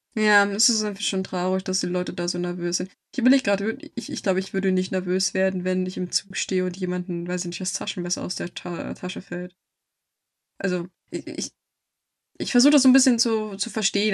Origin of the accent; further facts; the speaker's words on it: Germany; als Deutsche